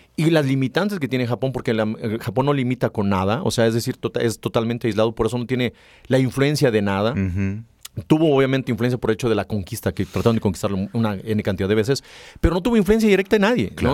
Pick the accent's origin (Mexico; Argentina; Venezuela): Mexico